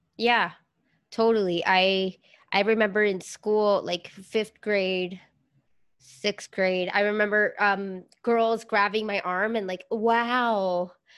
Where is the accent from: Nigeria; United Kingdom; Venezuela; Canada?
Venezuela; I grew up in Venezuela